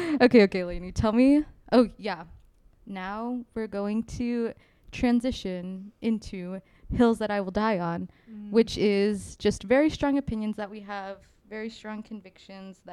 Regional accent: West Texas, United States; we're from West Texas

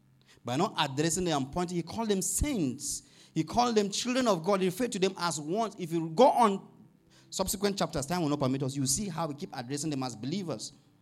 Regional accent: Nigeria; You know, if Paul was a Nigerian, sorry, I'm from Nigeria, and he wants to write a letter to maybe a church like this, I don't think he will begin on a good note.

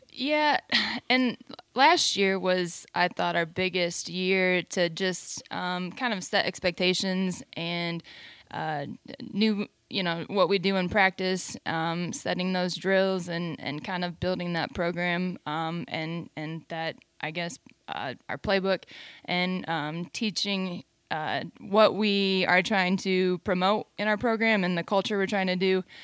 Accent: Fort Wayne, Indiana, United States; also born or lived in East Lansing, Michigan; now in Texas, United States; I grew up, though, in Fort Wayne, Indiana.

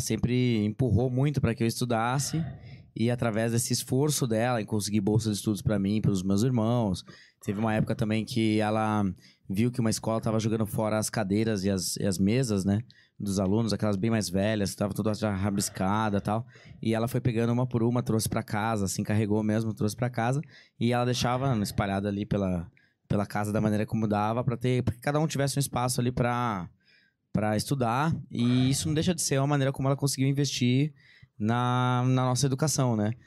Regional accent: Bragança Paulista, São Paulo, Brazil; eu sou de Bragança Paulista, interior de são Paulo

